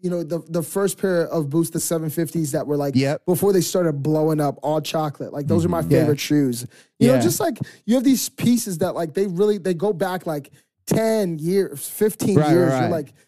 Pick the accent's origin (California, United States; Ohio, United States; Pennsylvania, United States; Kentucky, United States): Pennsylvania, United States; Philadelphia; I grew up in Philadelphia.